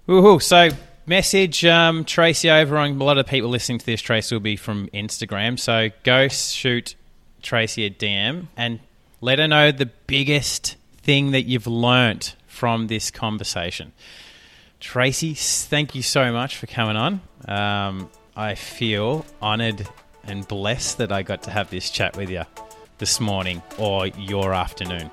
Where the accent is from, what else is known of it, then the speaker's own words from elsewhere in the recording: Australia; accent: Australian; my accent, my Australian accent